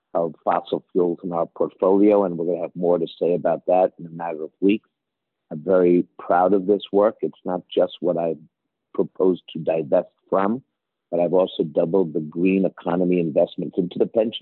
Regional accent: New York City, New York, United States; growing up in Washington Heights back in the day

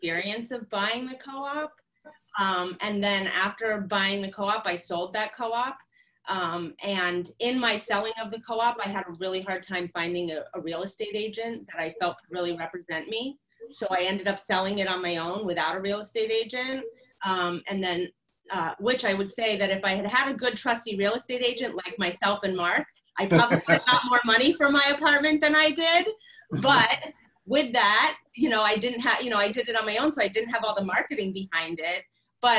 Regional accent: West Virginia, United States; now in Brooklyn, United States; I was born in West Virginia

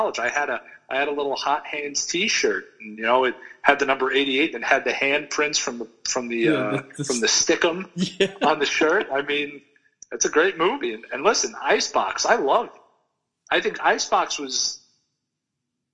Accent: Long Island, New York, United States; We're both from Long Island, but I kind of grew up on Long Island

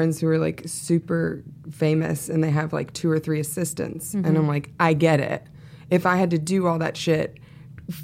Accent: the South, United States; I'm from the South

